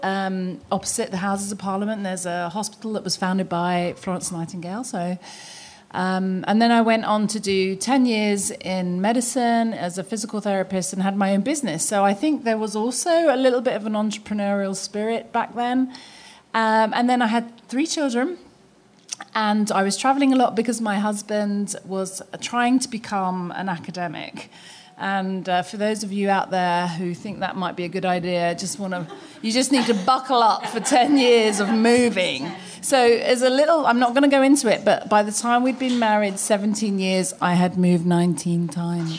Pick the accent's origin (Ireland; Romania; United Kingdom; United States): United Kingdom; London; moved away as an adult; I'm from London. I was born and raised in London